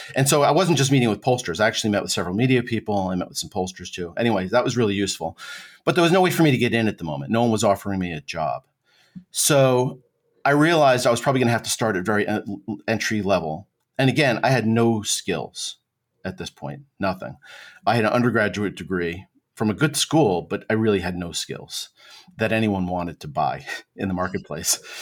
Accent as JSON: {"language": "English", "region": "central New Jersey", "country": "United States", "tie": "born or raised there", "also_born_or_lived": "The Hague, Netherlands", "said": "Grew up in New Jersey in the suburbs, central New Jersey"}